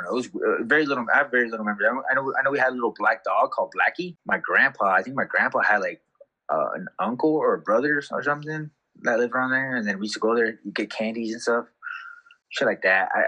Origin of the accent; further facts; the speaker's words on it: Ensenada, Baja California, Mexico; also born or lived in San Pedro, California / Carson, California; I was born in San Pedro, California, so that's like in L- L- LA County, and then uh, you know I was only there for uh, a very short time.